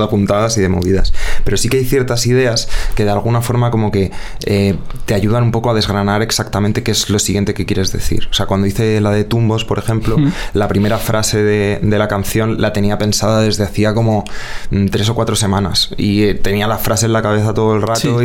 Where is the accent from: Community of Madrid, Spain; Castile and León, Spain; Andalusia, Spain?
Community of Madrid, Spain; Madrid; also born or lived in Rivas-Vaciamadrid; yo nací en Vallecas, eh, vamos, y crecí en Vallecas